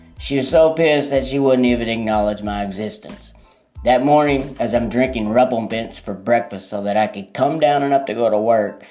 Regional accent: Texas, United States; also born or lived in Atlanta, Georgia; I'm from Texas

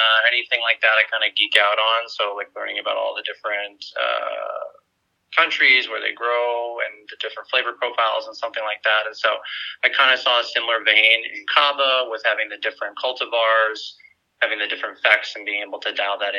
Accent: Tucson, Arizona, United States; moved away as an adult; also born or lived in New York / Bay Area, California / Phoenix, Arizona; Growing up in Arizona, funny enough, my family was into scuba diving

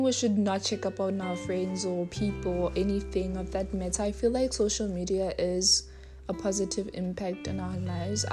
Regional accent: South Africa; I am from South Africa

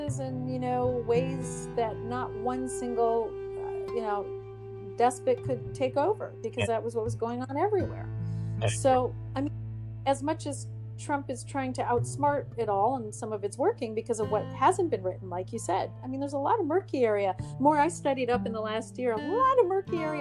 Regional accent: United States; being American

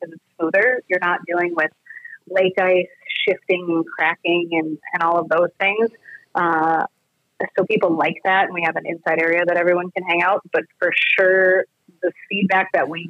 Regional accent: Minnesota, United States; moved away as an adult; also born or lived in Iowa / Colorado; I am from Minnesota

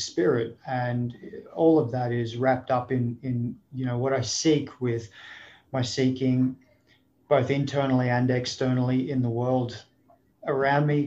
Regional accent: Sunshine Coast, Queensland, Australia; moved away as an adult; also born or lived in Sydney, Australia; now in United States; I was born in Sydney. I grew up on the Sunshine Coast of Queensland

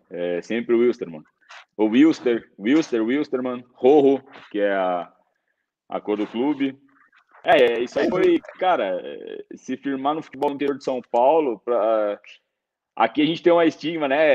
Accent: Cochabamba, Bolivia; Mas eu sou de Cochabamba mesmo.

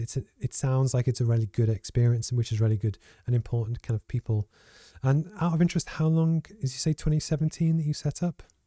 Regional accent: Liverpool, North West England, United Kingdom; also born or lived in Low Fell, Gateshead; now in Gateshead, United Kingdom; I grew up in Liverpool

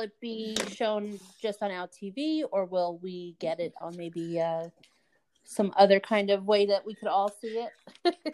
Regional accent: New York, United States; I'm I'm from New York

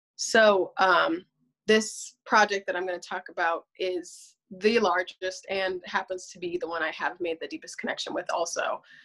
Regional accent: Berks County, Pennsylvania, United States; I'm also from Berks County in um, Pennsylvania

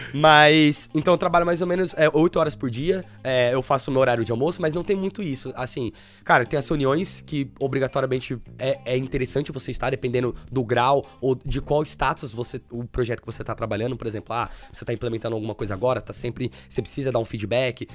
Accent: Suzano, São Paulo, Brazil; moved away as an adult; now in London, United Kingdom; eu sou de São Paulo, então eu morava numa, uma cidade interior chamada Suzano

